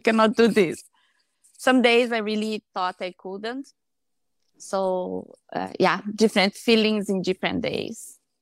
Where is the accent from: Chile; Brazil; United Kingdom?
Brazil; English is a second language; moved away as an adult; now in Canada; I am from Brazil, but I'm living in Canada with my husband